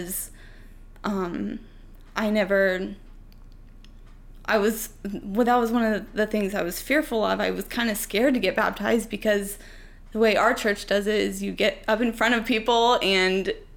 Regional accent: Urbana, Illinois, United States; I grew up in Central Illinois as well. I grew up in Urbana

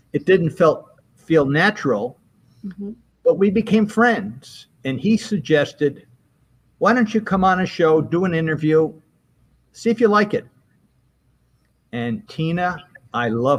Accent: Albany, New York, United States; moved away as an adult; I was from Albany, but I left to go to school for many, many years

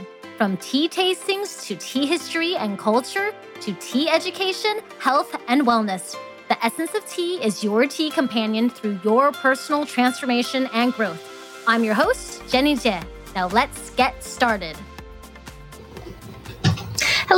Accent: Fairbanks, Alaska, United States; we're actually both from Fairbanks, Alaska

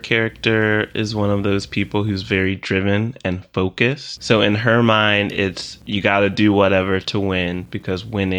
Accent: the South, United States; I had someone recently ask me why I didn't have a Southern accent.

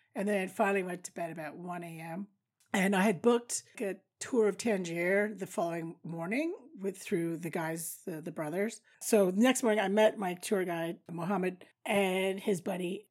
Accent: Canada; I do know some French, obviously, being Canadian

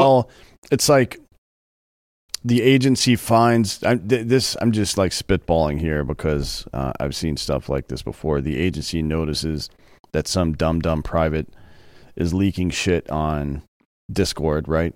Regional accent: the South, United States; now in Texas, United States; I grew up in the South

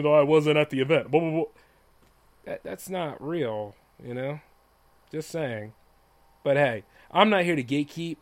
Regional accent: Delaware, United States; I am from Delaware

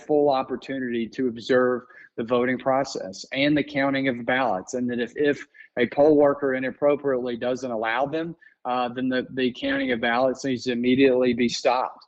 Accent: Georgia, United States; I grew up in Georgia.

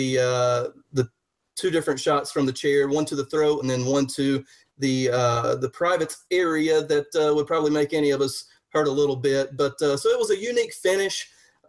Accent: Southern, United States; accent: Southern; my Southern accent

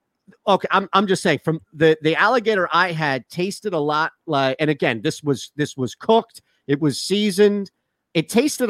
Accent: Rochester, New York, United States; We're from Rochester, the Rochester.

